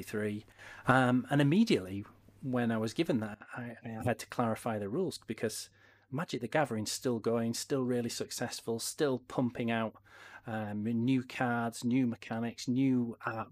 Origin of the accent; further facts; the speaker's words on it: Yorkshire and the Humber, United Kingdom; I'm from Yorkshire